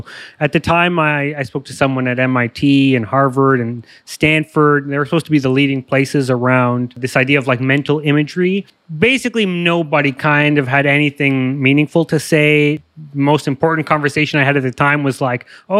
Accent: Toronto, Ontario, Canada; I grew up in Canada, Toronto, Ontario.

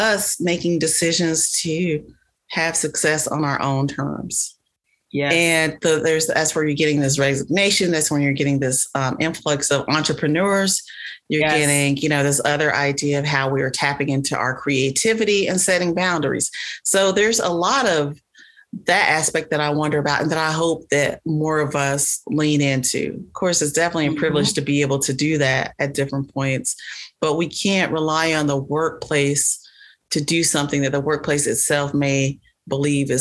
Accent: the South, United States; I'm from the South

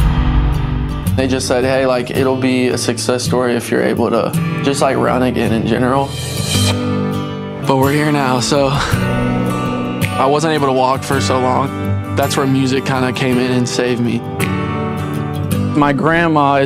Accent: Charlotte, North Carolina, United States; I'm 24 years old, and I'm from Charlotte, North Carolina

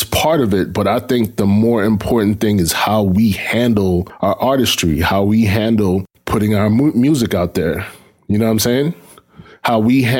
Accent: New York City, New York, United States; I grew up in Brooklyn.

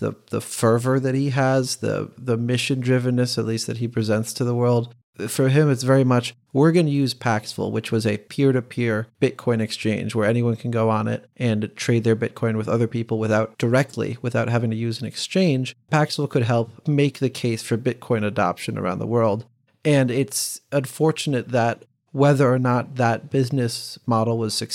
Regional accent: United States; as an American

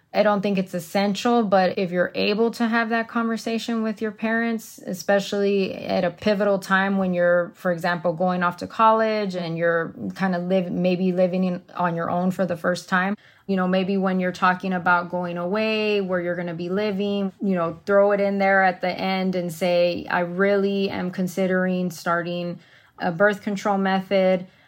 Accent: Texas, United States; now in Arizona, United States; as a Latina growing up in Texas

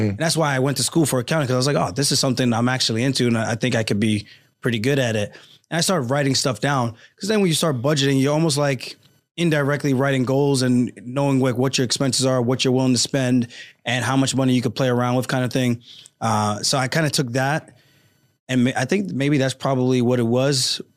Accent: Roosevelt, New York, United States; also born or lived in Uniondale, New York; I grew up in Roosevelt, New York, Long Island

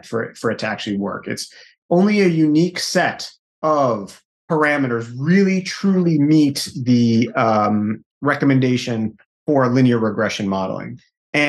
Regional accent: New York, United States; I'm from New York

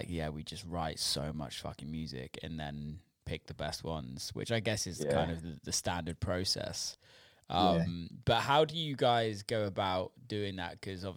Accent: United Kingdom; we're all British

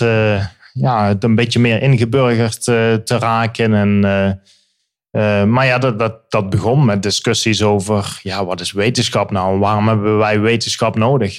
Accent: Limburg, Netherlands; moved away as an adult; also born or lived in Birmingham, England; now in England, United Kingdom; ik kom uit Limburg.

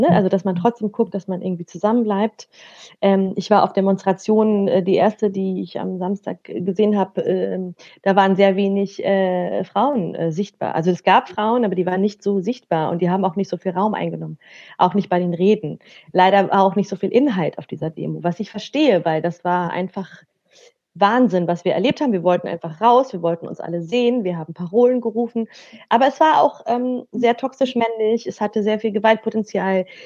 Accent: Afghanistan; Was ich nämlich gewohnt bin als Afghanin, dass ich sehr viel Solidarität habe mit äh, anderen äh, betroffenen Menschen

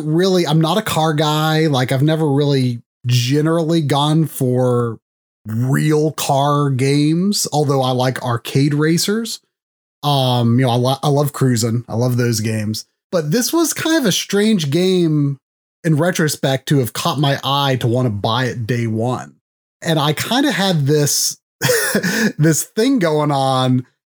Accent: Delaware, United States; I was growing up in Delaware at the time.

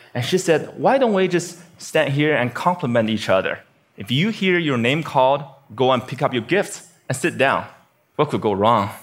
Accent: Beijing, China; now in United States; my hometown, Beijing, China

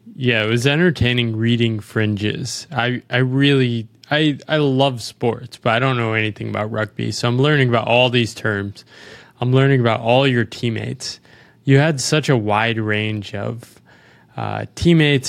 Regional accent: United States; I'm an American

